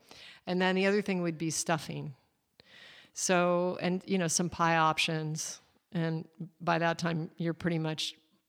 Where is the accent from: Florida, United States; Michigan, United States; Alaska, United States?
Alaska, United States; I come from Alaska, and my dad is a hunter